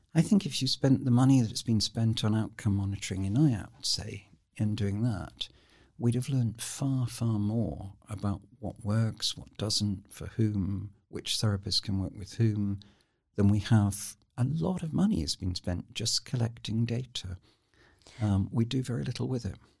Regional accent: United Kingdom; I am such a Brit, um, but an ambivalent Brit

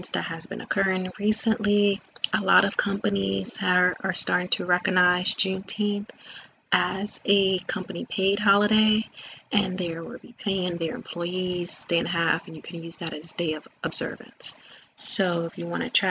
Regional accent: New York City, New York, United States; moved away; I grew up in Brooklyn, New York

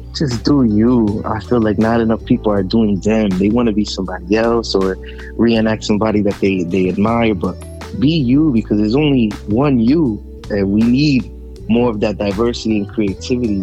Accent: New Jersey, United States; I'm from Jersey

